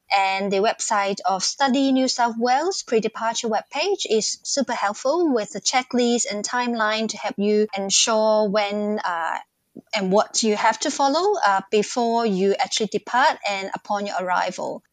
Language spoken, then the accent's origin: English; Hong Kong; moved away as an adult; also born or lived in Singapore; now in Newcastle, Australia; I come from Hong Kong and I lived in Singapore before I come to Australia.